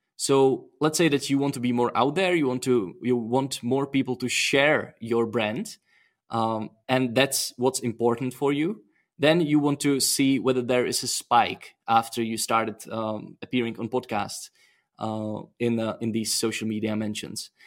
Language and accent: English; Czechia; I'm from Czech Republic